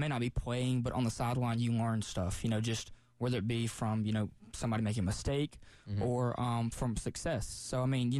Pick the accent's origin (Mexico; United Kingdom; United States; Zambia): United States; Tuscaloosa, Alabama; now in Columbia, United States; I grew up in Tuscaloosa